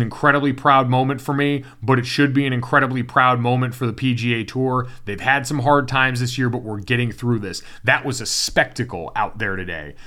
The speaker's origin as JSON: {"language": "English", "region": "Connecticut", "country": "United States", "tie": "born or raised there", "said": "I watched that UConn program when it was really good growing up in Connecticut"}